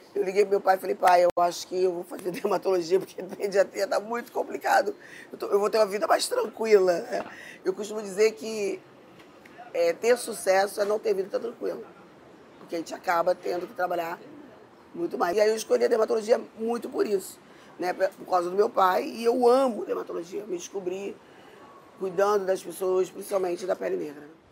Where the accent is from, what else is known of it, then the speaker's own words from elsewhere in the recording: Rio de Janeiro, Brazil; eu fui criada na Zona Sul